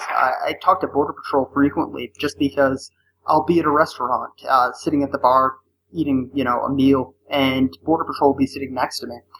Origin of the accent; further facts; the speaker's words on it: Northeast, United States; now in Arizona, United States; I'm originally from the Northeast and now I live in Arizona